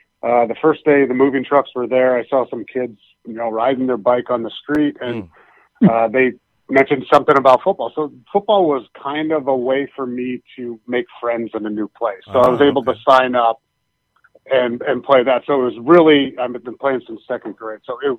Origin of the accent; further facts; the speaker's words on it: Pennsylvania, United States; moved away; also born or lived in Iowa / Boston; I grew up in Pennsylvania.